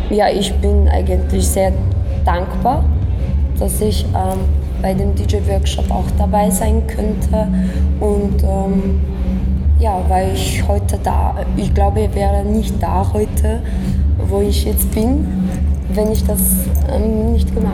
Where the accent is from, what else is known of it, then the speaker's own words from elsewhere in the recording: Poland; German is a second language; now in Vienna, Austria; Ich komme aus Polen ursprünglich und ähm, lebe in Wien seit fünf Jahren.